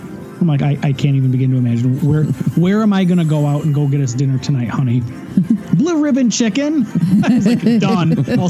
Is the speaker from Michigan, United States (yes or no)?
yes; Niles, Michigan, United States; I'm from Michigan.